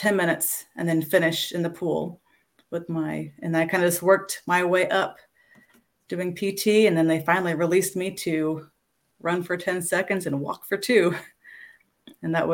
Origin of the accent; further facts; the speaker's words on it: Orlando, Florida, United States; I grew up in and around the Orlando area